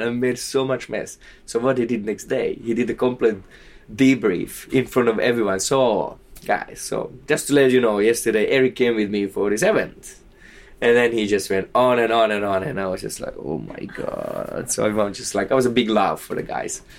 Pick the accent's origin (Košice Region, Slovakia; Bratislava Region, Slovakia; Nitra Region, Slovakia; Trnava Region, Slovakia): Nitra Region, Slovakia; Nitra; moved away; also born or lived in Prague; to Nitra, to my hometown